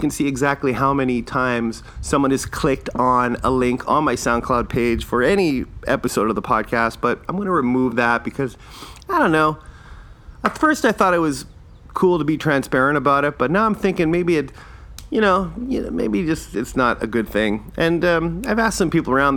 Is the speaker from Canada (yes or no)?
yes; Canada; I'm not Irish, I'm Canadian, but I like to say I'm Irish because my parents are Irish